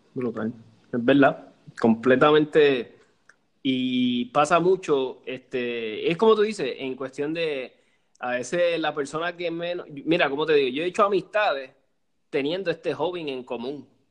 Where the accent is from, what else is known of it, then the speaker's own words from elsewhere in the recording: Cuba; yo soy cubana